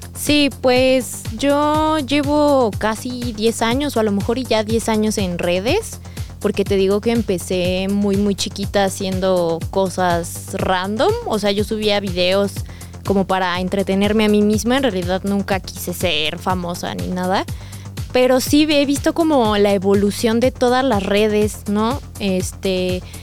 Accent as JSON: {"language": "Spanish", "region": "State of Mexico", "country": "Mexico", "tie": "born or raised there", "moved": "as an adult", "lives_now": "Mexico City, Mexico", "said": "viví dos años y, o sea, prácticamente toda mi vida la viví en el Estado de México"}